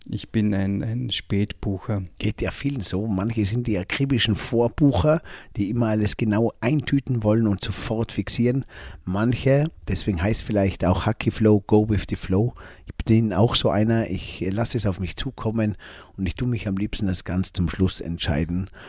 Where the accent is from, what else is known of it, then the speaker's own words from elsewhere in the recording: Tyrol, Austria; wo wir gemeinsam … und … vielleicht bei uns im Zillertal irgendwo mal in den Bergen wandern ganz oben in einer Hütte übernachten